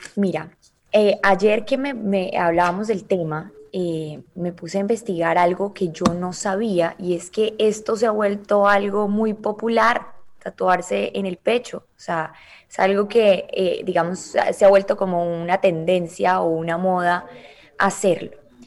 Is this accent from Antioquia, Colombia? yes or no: no; Cali, Valle del Cauca, Colombia; now in Miami, United States; en Cali, de donde yo soy